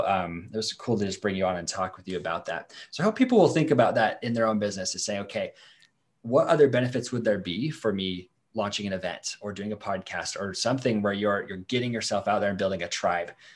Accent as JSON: {"language": "English", "region": "Idaho", "country": "United States", "tie": "born or raised there", "said": "here in my hometown"}